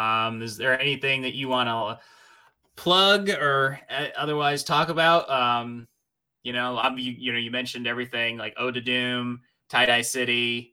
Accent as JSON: {"language": "English", "region": "New Jersey", "country": "United States", "also_born_or_lived": "New York", "moved": "as an adult", "said": "I'm moving from New Jersey to New York"}